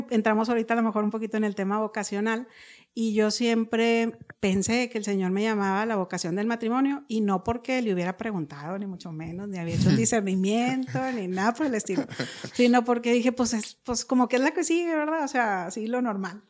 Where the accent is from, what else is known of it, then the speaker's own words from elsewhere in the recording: Monterrey, Nuevo León, Mexico; crecí aquí en Monterrey, nací en Monterrey.